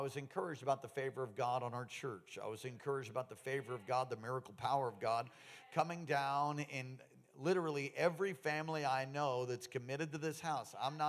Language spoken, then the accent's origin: English; New York, United States; I was born in New York City in St. Vincent's Hospital on 12th Street on the lower east side of Manhattan. And then grew up in Long Island for a period of time.